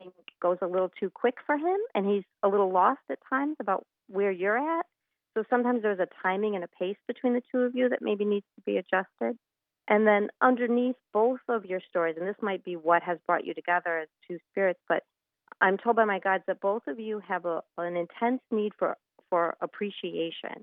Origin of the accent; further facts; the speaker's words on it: Port Jefferson, New York, United States; a little shop in my hometown called Envision Crystal